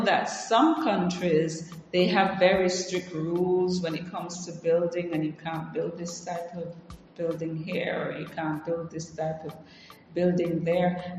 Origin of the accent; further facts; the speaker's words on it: Jamaica; now in Africa; I grew up in Jamaica